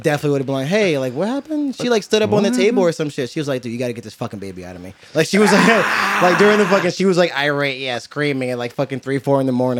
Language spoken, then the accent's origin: English; Paterson, New Jersey, United States; I'm a Jersey all-star. All right, most people live in maybe 1-2 counties in Jersey in their life. I'm a 6-7, and Patterson is actually the first. Technically, I was born in Patterson.